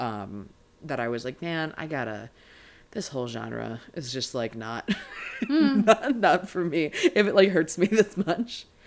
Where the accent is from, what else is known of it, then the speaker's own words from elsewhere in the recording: Maryland, United States; moved away as an adult; now in Los Angeles, United States; I'm a LA comedian by way of Maryland originally. I'm from Maryland as a person